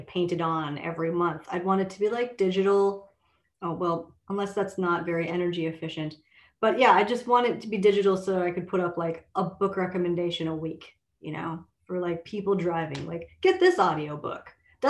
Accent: Minnesota, United States; I grew up in Minnesota

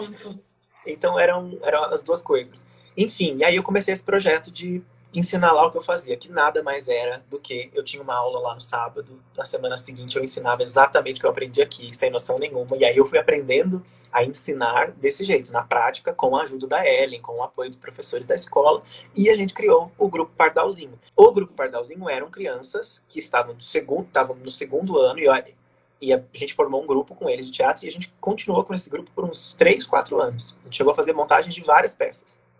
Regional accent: Jacutinga, Minas Gerais, Brazil; also born or lived in Pouso Alegre; eu sempre vivi em Jacutinga, mas eu nasci em Pouso Alegre

